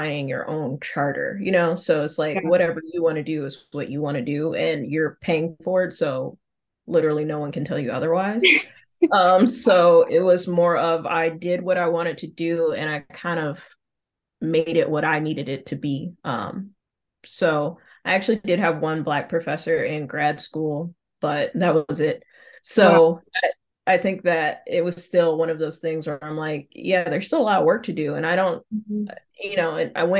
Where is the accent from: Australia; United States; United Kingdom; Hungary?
United States; Detroit, Michigan; moved away as an adult; also born or lived in Texas; now in Austin, United States; I'm from Detroit originally, born and raised.